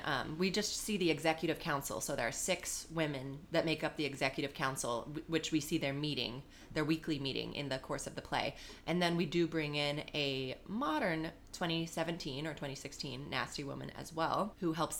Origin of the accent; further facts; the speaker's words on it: Elk Grove, California, United States; moved away as an adult; also born or lived in Brazil / Tucson, Arizona / Woodstock, New York; now in New York City, United States; I am originally I'm from Sacramento, California, actually Elk Grove, which is a suburb of Sacramento.